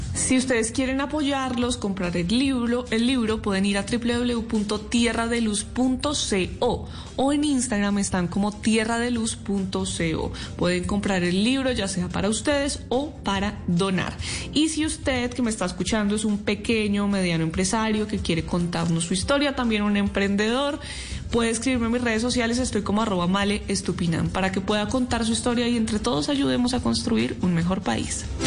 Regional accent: Colombia

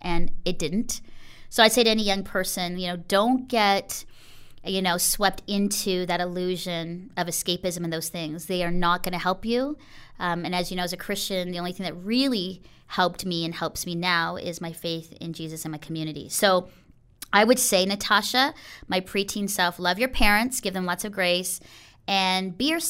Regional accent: Philippines; now in Canada; I think coming into Canada as a Filipino girl and not feeling like I fit

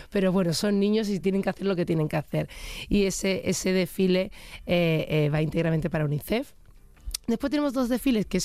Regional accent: Germany; yo me hago una analítica al año porque yo soy alemana

